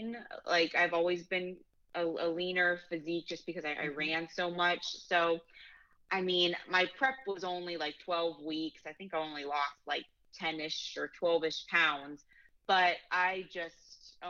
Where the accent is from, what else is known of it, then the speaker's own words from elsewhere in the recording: St. Petersburg, Florida, United States; I'm from St. Petersburg, Florida